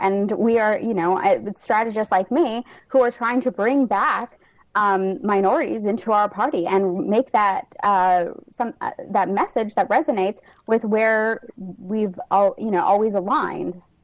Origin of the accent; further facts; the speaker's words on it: New Mexico, United States; now in Alexandria, United States; I was born and raised in New Mexico.